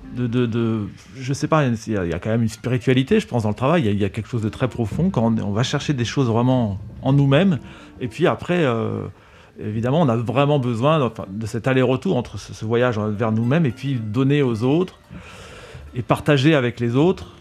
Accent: France; j'ai grandi en France, je suis né en France.

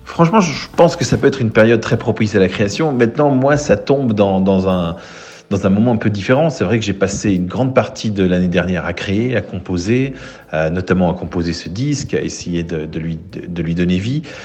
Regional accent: Switzerland

